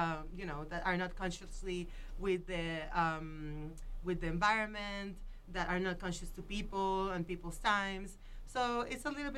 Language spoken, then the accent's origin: English; Puerto Rico; now in Boulder, United States; I'm from Puerto Rico